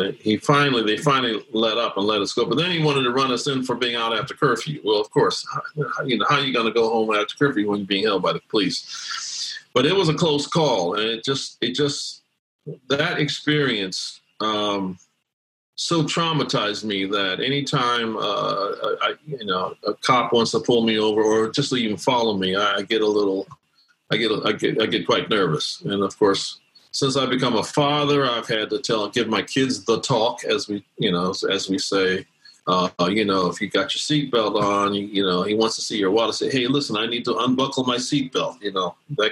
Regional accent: Gary, Indiana, United States; also born or lived in Brooklyn, New York; I grew up in Gary, Indiana, and I was born in Brooklyn, New York, grew up in Gary

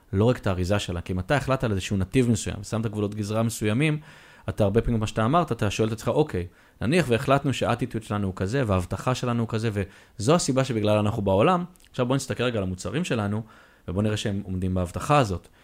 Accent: Israel; אנחנו ישראלים

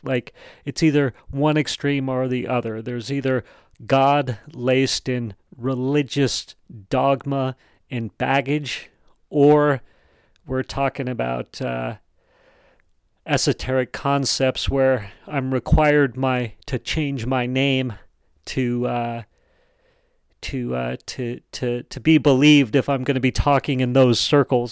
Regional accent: Wyoming, United States; accent: Wyoming English; I actually grew up in Wyoming

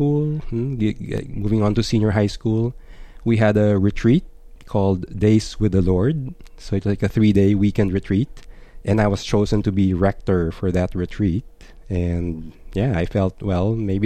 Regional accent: Philippines; moved away; growing up, I grew up in the Philippines, so mostly Catholic country

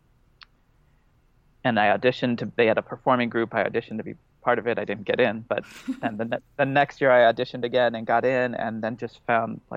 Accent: Los Angeles, California, United States; I grew up in Los Angeles

